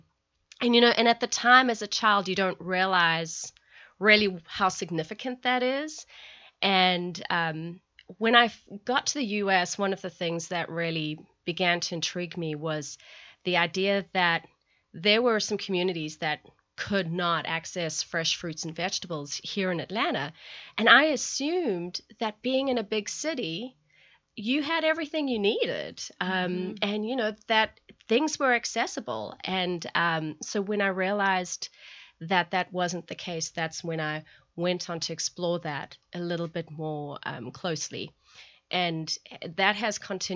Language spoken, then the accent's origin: English; South Africa; moved away; growing up in South Africa